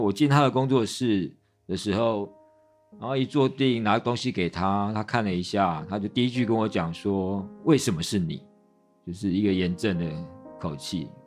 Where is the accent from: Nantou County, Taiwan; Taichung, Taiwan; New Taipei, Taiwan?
New Taipei, Taiwan; Taipei / New Taipei City, Taiwan; moved away as an adult; now in Dulan, Taiwan; 我是台北人